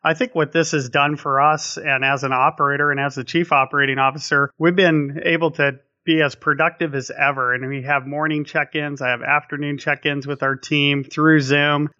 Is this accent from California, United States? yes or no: yes; Napa, California, United States; growing up in Napa